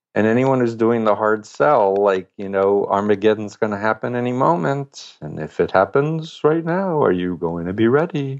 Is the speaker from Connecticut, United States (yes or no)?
no; New York City, New York, United States; I'm from Flushing, Queens, New York